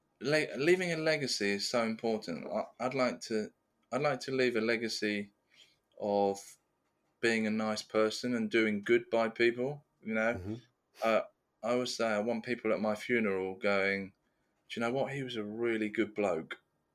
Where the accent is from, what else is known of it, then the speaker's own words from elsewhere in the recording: Austria; I'm from Austria, or talks about Austria